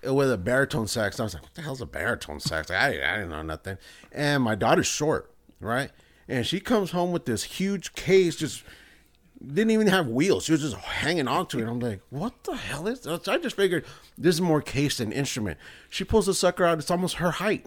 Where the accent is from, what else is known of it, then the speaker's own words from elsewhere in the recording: El Salvador; I'm from El Salvador